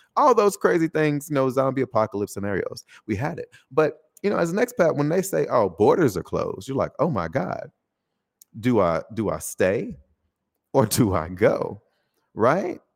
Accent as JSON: {"language": "English", "country": "United States", "moved": "as an adult", "lives_now": "Taiwan", "said": "specifically my home country, uh, America"}